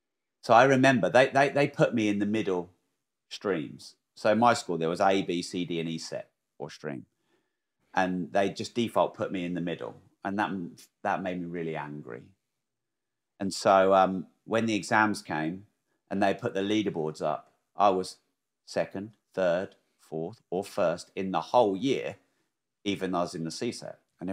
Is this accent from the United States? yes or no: no; Peterborough, East of England, United Kingdom; also born or lived in Newmarket / Bury St Edmunds / Cambridge; I actually don't like Peterborough probably is my home, even though I wasn't born there. because I was born in Newmarket but didn't live there very long, and then Bury St Edmunds didn't live there very long